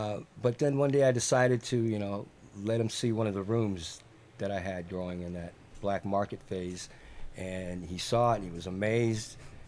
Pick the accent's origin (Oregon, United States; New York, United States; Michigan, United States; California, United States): California, United States; San Fernando Valley; also born or lived in Philippines; I'm from the San Fernando Valley. I was born in the Philippine Islands when my dad was in the Air Force. Came here, settled on the West Coast.